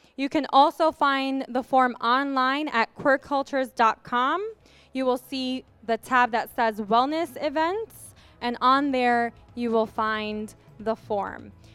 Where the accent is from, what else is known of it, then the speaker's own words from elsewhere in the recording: New York, United States; moved away as an adult; also born or lived in the South (US); a New Yorker who moved here two years ago